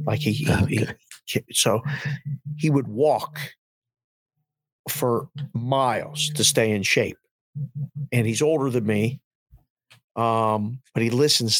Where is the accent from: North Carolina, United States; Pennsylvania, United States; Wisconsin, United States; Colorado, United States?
Pennsylvania, United States; Pittsburgh; moved away as an adult; also born or lived in Curacao; now in Las Vegas, United States